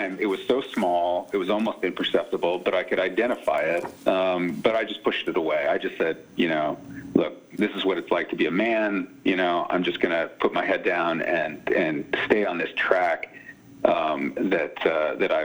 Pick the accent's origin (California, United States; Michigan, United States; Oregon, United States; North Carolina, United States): California, United States; Silicon Valley; moved away as an adult; also born or lived in New York; I grew up in Silicon Valley